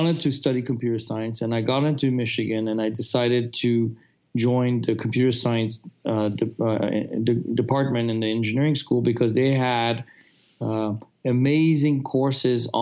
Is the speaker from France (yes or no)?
yes; France; moved away; I grew up in France